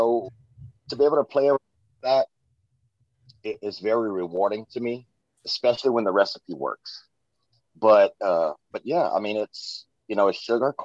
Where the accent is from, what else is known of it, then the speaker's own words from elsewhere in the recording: Louisiana, United States; I'm from Louisiana, raised.